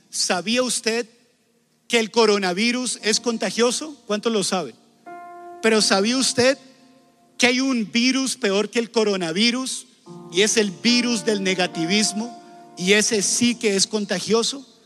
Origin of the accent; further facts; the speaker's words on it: Colombia; Y ustedes dirán, ah, pero eso es Estados Unidos. ¿Eso qué importa? Nosotros somos de Colombia.